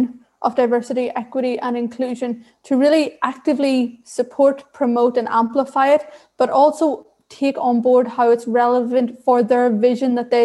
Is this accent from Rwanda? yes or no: no; Ireland; accent: Irish; also born or lived in Sri Lanka; I was raised in rural Ireland